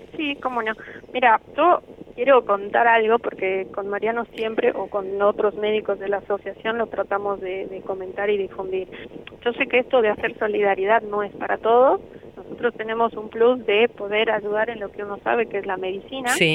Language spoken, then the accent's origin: Spanish; Bolivia; moved away as an adult; now in Argentina